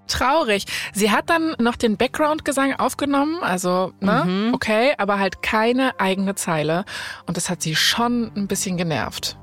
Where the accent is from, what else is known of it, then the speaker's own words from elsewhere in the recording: Germany; bei uns in Deutschland